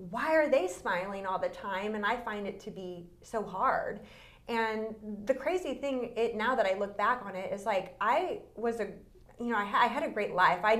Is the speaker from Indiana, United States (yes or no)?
no; California, United States; born there; also born or lived in Texas / Louisiana; I was born in Northern California. Um, we were there for about two years, and then we moved to Texas. We were there for six, then back to California, then to Louisiana, then back to California.